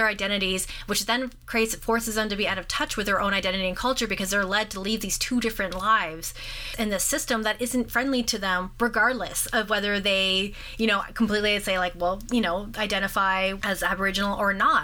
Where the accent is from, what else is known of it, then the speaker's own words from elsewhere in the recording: North Bay, Ontario, Canada; growing up in North Bay